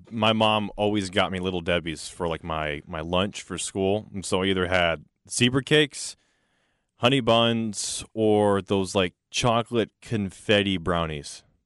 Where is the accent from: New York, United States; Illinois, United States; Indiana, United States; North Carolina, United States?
North Carolina, United States; now in Texas, United States; I'm from North Carolina